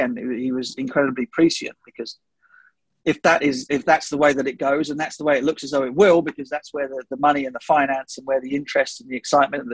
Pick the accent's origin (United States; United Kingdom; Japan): United Kingdom; England; as an English commentator